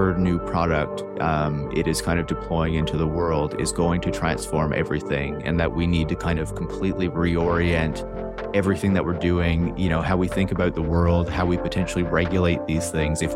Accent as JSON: {"language": "English", "region": "Newfoundland and Labrador", "country": "Canada", "said": "I'm from Newfoundland, so it's a place that's very car oriented"}